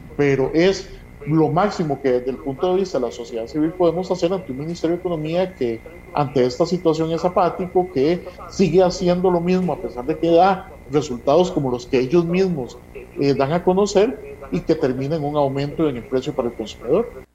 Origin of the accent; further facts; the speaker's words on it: Costa Rica; como costarricenses